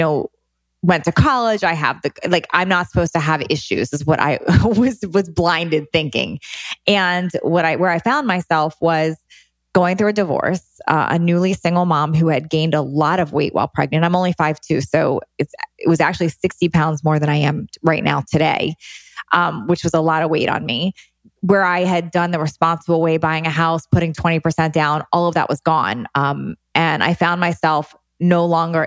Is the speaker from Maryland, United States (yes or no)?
yes; D.C., Maryland, United States; now in West Coast, United States; I grew up outside of Washington, D.C.